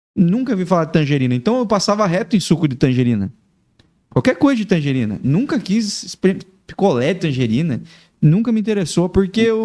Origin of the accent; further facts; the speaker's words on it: Laranjeiras do Sul, Paraná, Brazil; now in Joinville, Brazil; Sou do interior do Paraná.